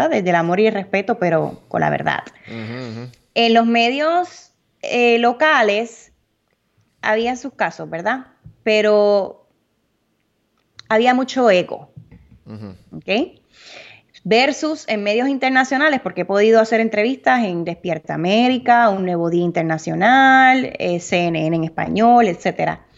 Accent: United States; also born or lived in Puerto Rico; yo nací en Estados Unidos, me he criado en Estados Unidos, he estado siempre viajando aquí y allá

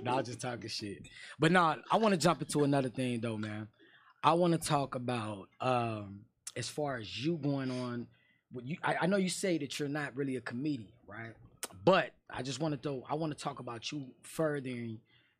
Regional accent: New York, United States; We come from New York.

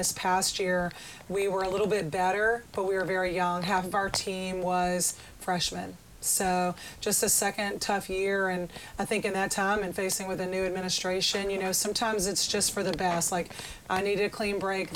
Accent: Baton Rouge, Louisiana, United States; moved away as an adult; also born or lived in Memphis, Tennessee; now in Hattiesburg, United States; I'm originally from Baton Rouge, Louisiana

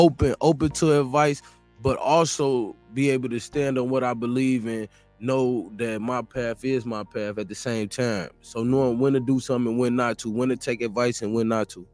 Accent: East Chicago, Indiana, United States; I'm from East Chicago, Indiana.

